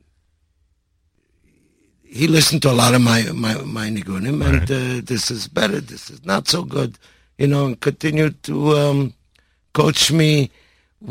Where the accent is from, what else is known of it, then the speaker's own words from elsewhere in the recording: Montreal, Quebec, Canada; I grew up in Montreal